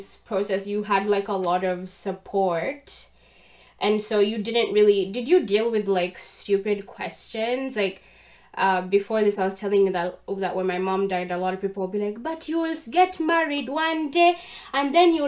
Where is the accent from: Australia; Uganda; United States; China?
Uganda; now in Canada; I'm Ugandan, born and bred in Uganda.